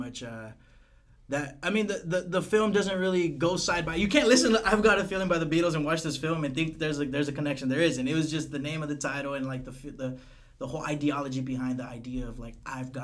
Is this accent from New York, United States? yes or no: no; Parlier, California, United States; at the Corral in Parlier, man. That's my hometown.